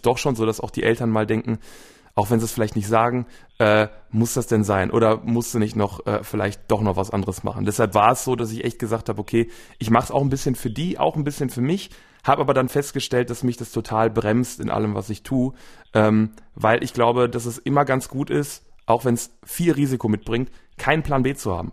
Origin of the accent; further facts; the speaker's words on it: Wuppertal, North Rhine-Westphalia, Germany; also born or lived in Velbert; ich bin in Wuppertal geboren, wohne jetzt quasi ein, äh, ein bisschen nebenan in einer kleineren Stadt Fellbad